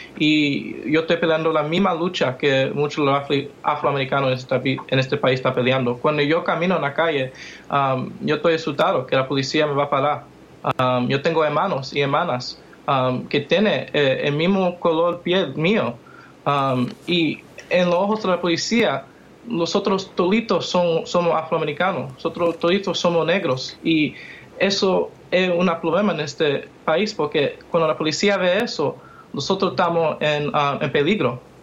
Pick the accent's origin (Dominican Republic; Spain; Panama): Dominican Republic; now in United States; yo soy un dominicano en este país